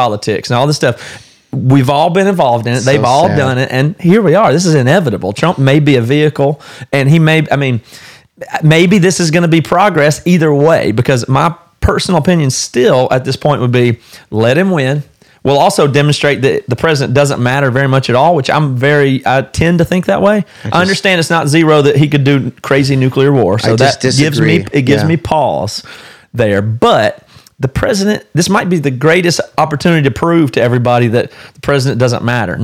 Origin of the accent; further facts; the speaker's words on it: the South, United States; I'm from the South